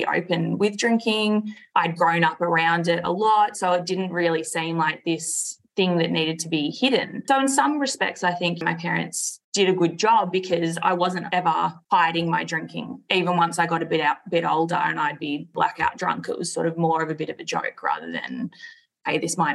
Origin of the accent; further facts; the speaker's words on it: Melbourne, Victoria, Australia; We grew up in Melbourne